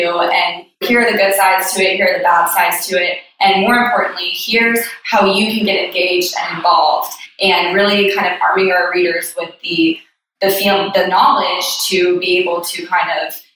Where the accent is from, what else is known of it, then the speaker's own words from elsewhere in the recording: Columbia, South Carolina, United States; moved away as an adult; also born or lived in Charlotte, North Carolina; now in Charleston, United States; born and raised in Columbia, South Carolina